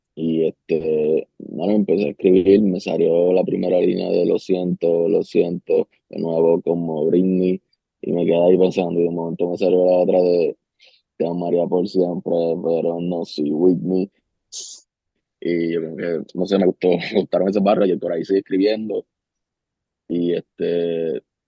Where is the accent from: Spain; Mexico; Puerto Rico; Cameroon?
Puerto Rico; Ponce; bajaba para donde mi ciudad natal